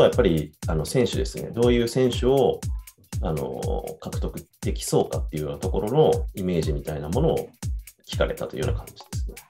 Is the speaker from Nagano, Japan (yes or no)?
no; Iwamizawa, Hokkaido, Japan; moved away as an adult; now in Tokyo, Japan; もともとその家見沢というところにいて、まあ、でも僕はあのもう大学から東京に出てしまっていて